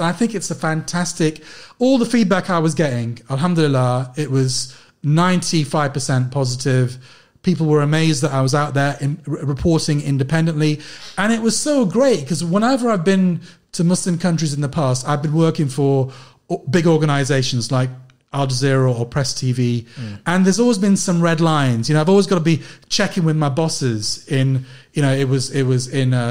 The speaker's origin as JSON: {"language": "English", "region": "London", "country": "United Kingdom", "said": "I was from London"}